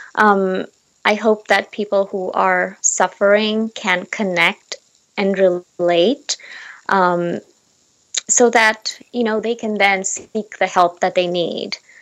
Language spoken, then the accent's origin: English; Seattle, Washington, United States; moved away as an adult; now in Seoul, South Korea; I am temporarily right now located in Seoul, South Korea, um, but I am originally from Seattle